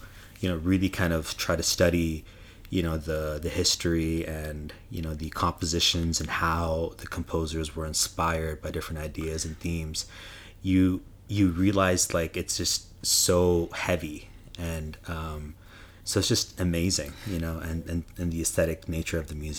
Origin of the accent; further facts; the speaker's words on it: Ottawa, Ontario, Canada; when I grew up in Canada, in Ottawa, Canada, I learned from Janani Ganesh